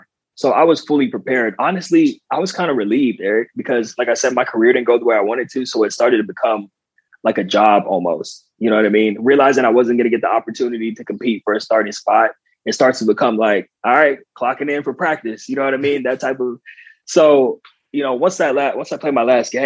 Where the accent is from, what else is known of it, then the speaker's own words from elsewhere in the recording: Southern California, United States; moved away as an adult; also born or lived in Long Island, New York; I grew up in Southern California